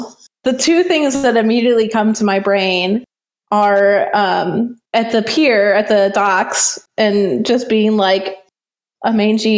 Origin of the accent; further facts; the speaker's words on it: Wisconsin, United States; moved away as an adult; also born or lived in Missouri / Pennsylvania; now in Kansas City, United States; I grew up in Wisconsin, went to school in Wisconsin and Missouri